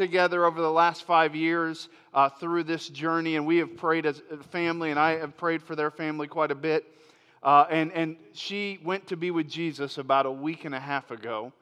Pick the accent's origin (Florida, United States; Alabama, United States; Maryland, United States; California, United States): Florida, United States; moved away as an adult; I'm from Florida. And Lori and I, we moved here from Florida about 15 months ago.